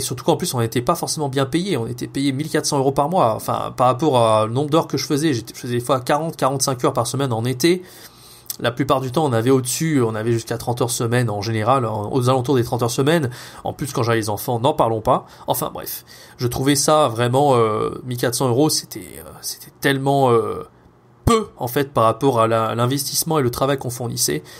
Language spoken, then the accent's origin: French; France; first language French; also born or lived in Montpellier; je suis rentré en France au moment du Covid